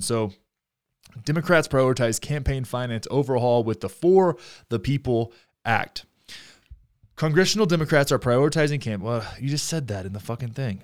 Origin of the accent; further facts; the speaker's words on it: Texas, United States; I'm from Texas 'cause I am